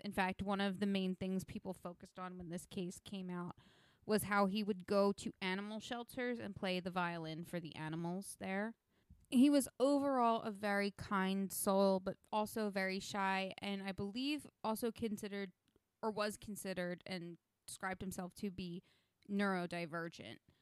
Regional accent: New Jersey, United States; my home state slash state where I live

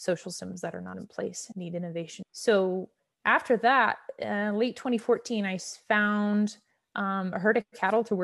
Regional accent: North Carolina, United States; I'm from North Carolina. That's where I was born and raised and went to college

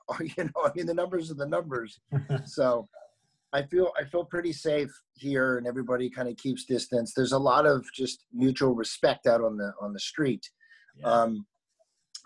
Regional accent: Los Angeles, California, United States; moved away as an adult; now in Berlin, Germany; I'm born and raised in Los Angeles

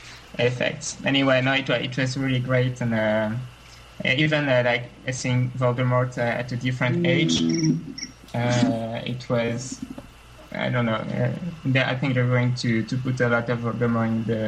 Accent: France; English is a second language; Hi, I'm very glad to be on the show because I'm from France, so usually I can never like join your live chat.

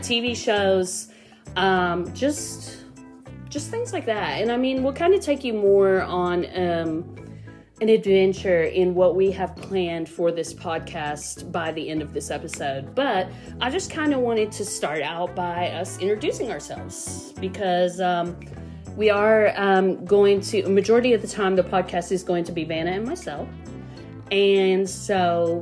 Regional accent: United States; also born or lived in Tampa, Florida; I was born right here in the Tri-Cities. Basically lived here all my life

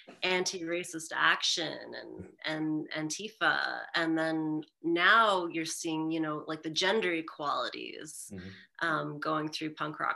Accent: Winnipeg, Manitoba, Canada; here in my hometown.

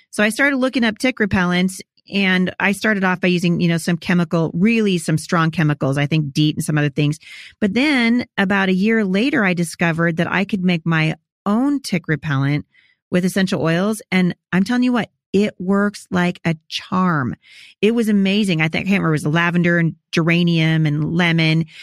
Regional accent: Pacific Northwest, United States; also born or lived in Chattanooga; I'm from the Pacific Northwest, but I travel all the time with my family.

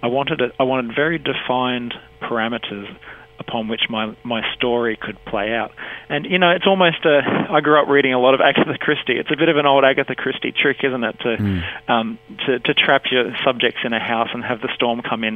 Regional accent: Sunshine Coast, Queensland, Australia; also born or lived in Buderim; I grew up on the Sunshine Coast with resolutely British parents and British siblings

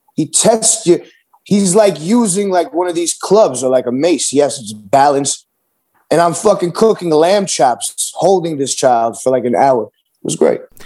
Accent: New York City, New York, United States; me growing up in New York City

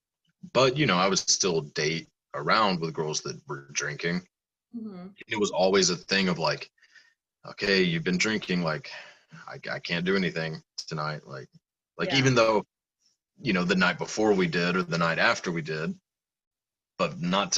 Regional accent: the South, United States; I'm from the South

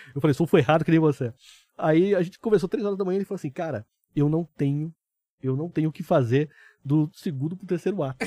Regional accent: São José dos Campos, São Paulo, Brazil; also born or lived in Taubaté; Eu sou do interior de São Paulo, sou de São José dos Campos, eu nasci em Taubaté, né? Então, sou um caipira

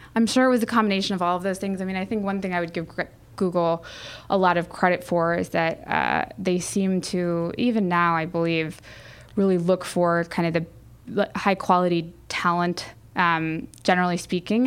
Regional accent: San Diego, California, United States; I grew up in San Diego

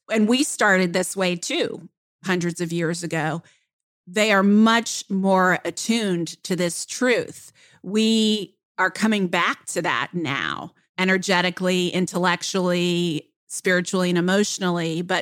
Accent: Kenya; first language Luo; English is a second language; because in my native uh, language or in my mother tongue, which is Luo

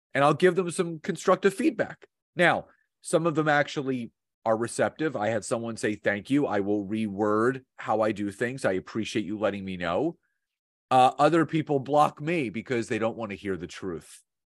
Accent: Philadelphia, Pennsylvania, United States; now in New Jersey, United States; I've born and raised in Philadelphia, grown up there, uh, now live about twenty-five minutes outside of Philadelphia, just across the bridge in Jersey

